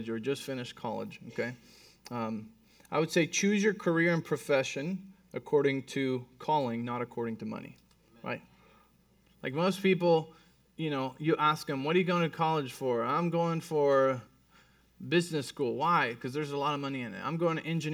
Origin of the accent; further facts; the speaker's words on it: Mexico City, Mexico; moved away; I was born and raised in Mexico City.